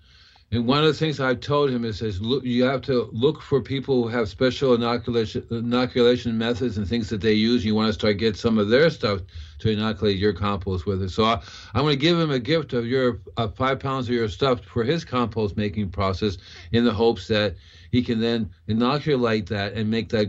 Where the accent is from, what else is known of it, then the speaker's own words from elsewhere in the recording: Puerto Rico; also born or lived in Cuba; As a kid, I grew up with it in Puerto Rico and Cuba.